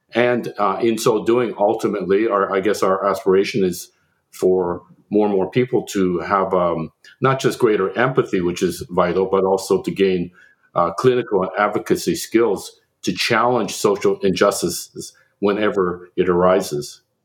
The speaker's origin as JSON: {"language": "English", "country": "Canada", "moved": "yes", "lives_now": "United States", "said": "as a Canadian"}